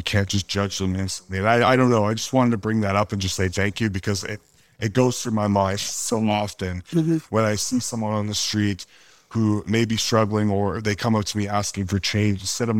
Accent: Edmonton, Alberta, Canada; where I come from growing up in Edmonton.

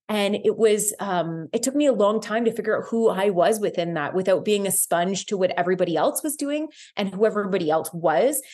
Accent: Guelph, Ontario, Canada; moved away as an adult; I am from Guelph, Ontario. I'm back in my hometown.

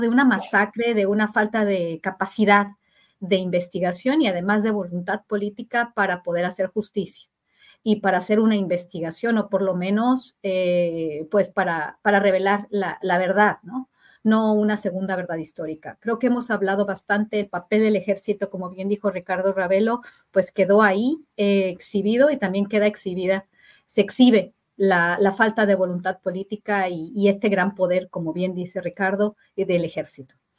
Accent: Mexico

